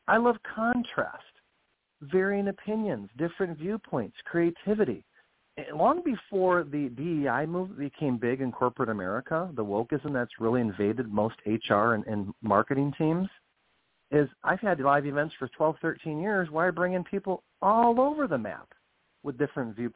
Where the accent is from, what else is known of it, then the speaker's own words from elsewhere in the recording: United States; I as an American citizen